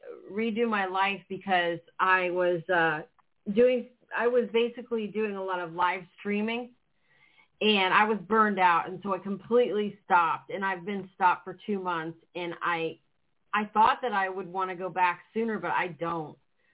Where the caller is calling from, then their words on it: Florida, United States; I'm calling from Florida.